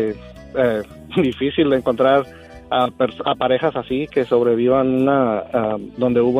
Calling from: Fresno, California, United States; Le llamo de Fresno

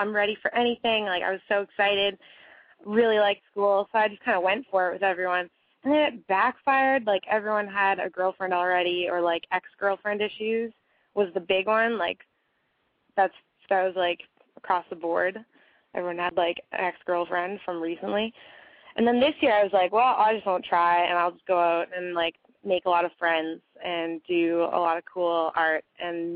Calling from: Halifax, Nova Scotia, Canada; I'm calling from Halifax, Nova Scotia.

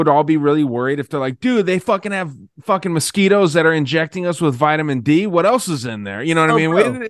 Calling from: Tucson, Arizona, United States; I'm in Tucson, man. Tucson, Arizona.

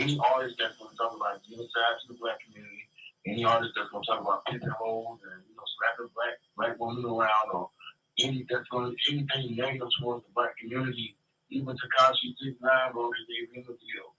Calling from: Jacksonville, Florida, United States; I'm from Jacksonville, Florida, Duval County.

